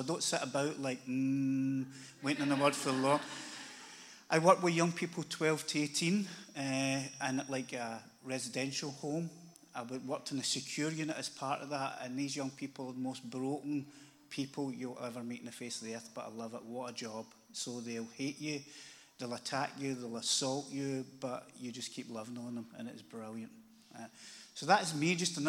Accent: Glasgow, Scotland, United Kingdom; I live in Glasgow, lived there my whole life, which is 57 years

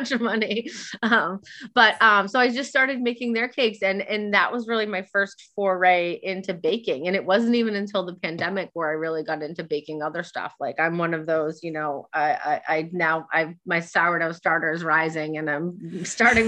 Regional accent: Nashua, New Hampshire, United States; also born or lived in Barrington, New Hampshire; I'm from New Hampshire, from Nashua, New Hampshire, which is where I've met Beth

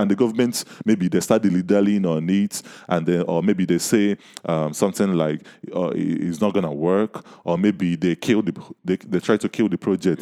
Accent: Nigeria; I'm from Nigeria, I live in Nigeria

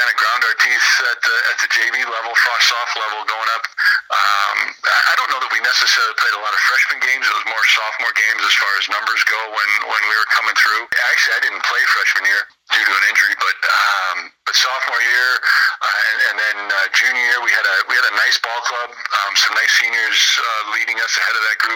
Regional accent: Peru, Illinois, United States; I was from Peru Catholic. I was really the only one from my grade school that was coming

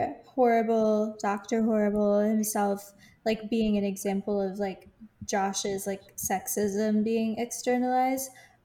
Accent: Ireland; I guess as an Irish person, I do have to take some issue with that.

